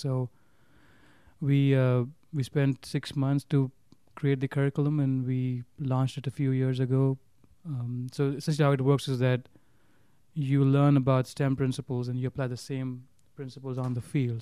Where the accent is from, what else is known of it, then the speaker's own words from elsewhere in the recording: Mumbai, Maharashtra, India; moved away as an adult; also born or lived in Minnesota; growing up in Bombay, you can't even, you got, you don't have, you don't, you don't have your own, your own space in Bombay